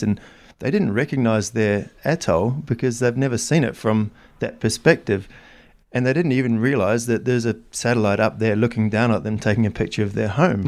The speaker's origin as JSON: {"language": "English", "country": "New Zealand", "tie": "born or raised there", "moved": "yes", "said": "I grew up in New Zealand"}